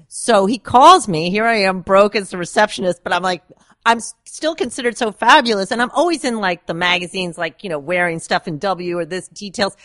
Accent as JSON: {"language": "English", "town": "Woodstock", "region": "New York", "country": "United States", "said": "I'm really from Woodstock"}